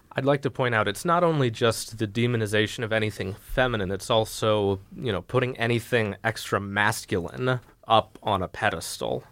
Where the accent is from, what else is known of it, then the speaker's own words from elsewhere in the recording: United States; We're American